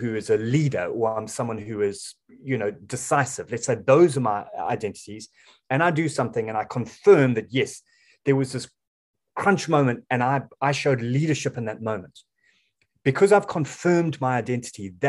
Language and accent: English; South Africa; I'm a South African